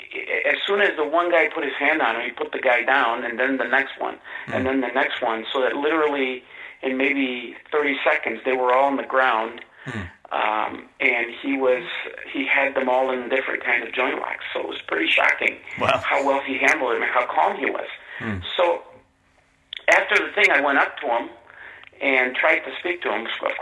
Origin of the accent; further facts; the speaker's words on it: Detroit, Michigan, United States; also born or lived in Mexico; I was born in Mexico originally and came here as a young boy. I was about 9 or 10 when I came here, and we settled in Michigan. Specifically, we settled in Detroit.